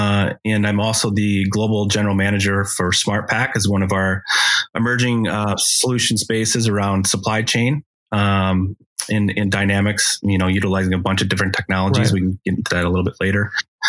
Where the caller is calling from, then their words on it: Chicago, Illinois, United States; Chicago, Illinois.